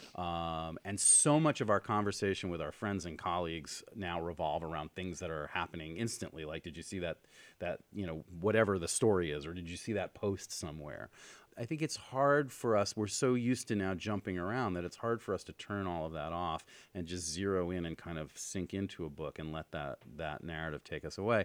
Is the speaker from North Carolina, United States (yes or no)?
no; New York, United States; moved away as an adult; now in Los Angeles, United States; I grew up in New York, and I moved here, um, about twenty-four years ago